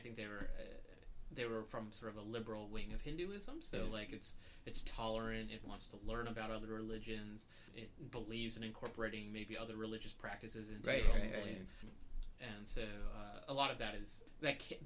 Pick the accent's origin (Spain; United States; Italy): United States; the South; also born or lived in Jackson Heights, New York; now in New York, United States; We grew up in the South